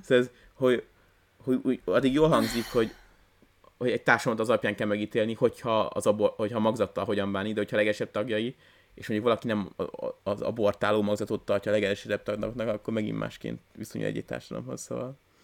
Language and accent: Hungarian; Hungary; én magyar ember vagyok